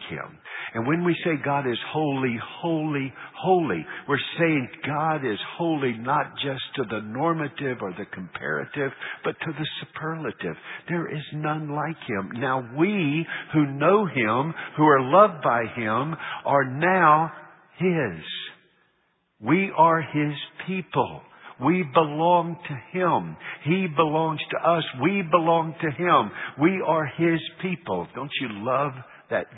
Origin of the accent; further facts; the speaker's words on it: United States; I'm an American